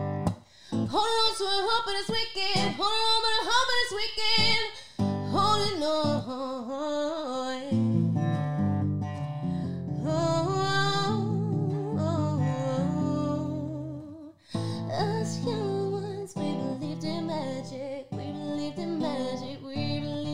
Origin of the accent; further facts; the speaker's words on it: Austinville, Queensland, Australia; moved away; I'm originally from this tiny little country town like called Austinville